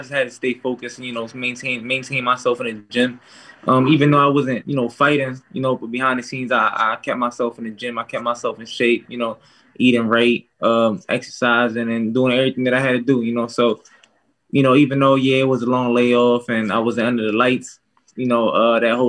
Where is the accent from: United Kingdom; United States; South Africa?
United States; It was near my hometown